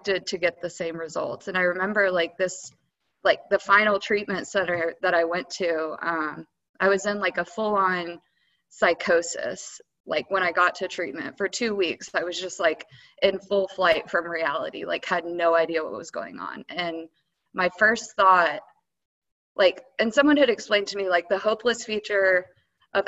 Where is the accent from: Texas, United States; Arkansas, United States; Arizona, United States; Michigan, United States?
Texas, United States; Dallas; moved away; also born or lived in Colorado / Louisiana; I'm originally from Dallas